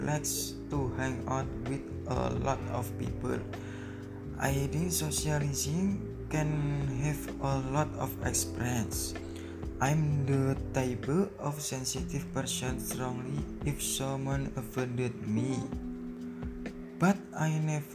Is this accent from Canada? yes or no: no; Demak, Central Java, Indonesia; also born or lived in Surakarta; I was born in Demak, January 22, 2001. I live in Buatorjo, Wonosalam, Demak, Central Java.